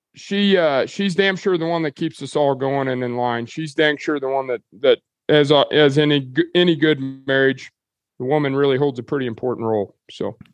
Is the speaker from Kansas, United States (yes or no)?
yes; Dodge City, Kansas, United States; moved away as an adult; now in Cherokee, Oklahoma, United States; I grew up in Dodge City, Kansas